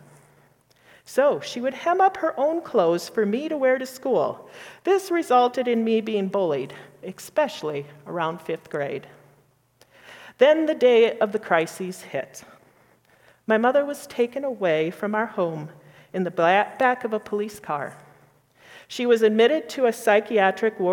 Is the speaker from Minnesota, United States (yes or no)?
yes; northern Minnesota, United States; my childhood home in northern Minnesota